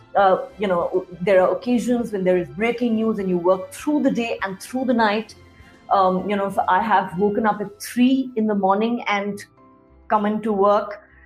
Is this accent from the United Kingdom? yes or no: no; Delhi, India; I am an out and out born and raised in Delhi.